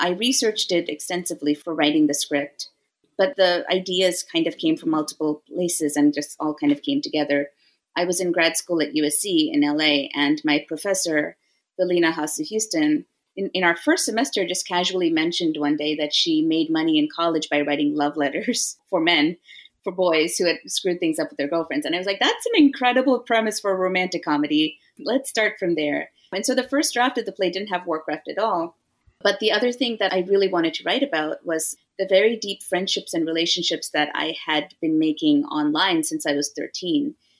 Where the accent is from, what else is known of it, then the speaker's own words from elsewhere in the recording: Chennai, Tamil Nadu, India; also born or lived in San Jose / Singapore; I was born in the Bay Area in San Jose, and then we moved to Singapore when I was 6, and then we moved to India when I was 9, and then I did middle school, high school, college in India.